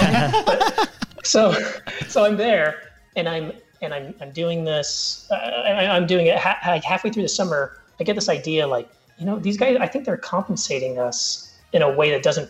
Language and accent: English; Colorado, United States; I grew up in Colorado